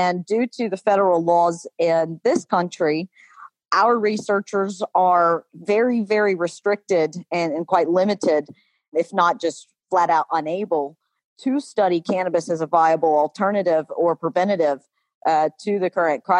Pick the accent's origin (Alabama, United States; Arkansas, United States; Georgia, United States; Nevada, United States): Alabama, United States; I grew up deep in the southern state of Alabama. You can detect my accent.